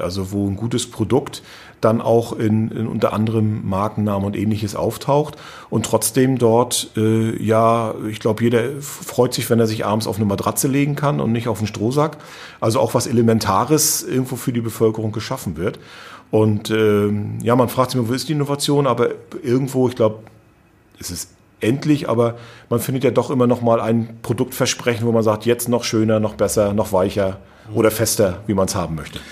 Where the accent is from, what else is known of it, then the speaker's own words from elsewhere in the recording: Rostock, Mecklenburg-Vorpommern, Germany; ich bin ja eben gebürtiger Rostocker